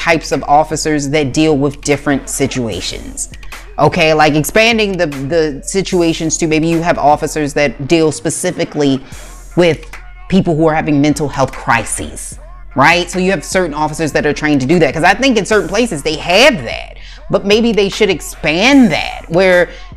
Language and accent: English; Maryland, United States; my home state of Maryland